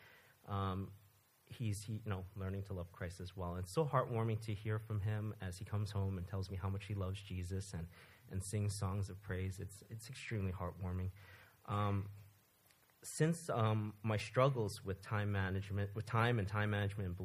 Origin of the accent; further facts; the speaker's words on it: New York City, New York, United States; moved away as an adult; also born or lived in Florida; I was born and raised in New York City in a non-believing family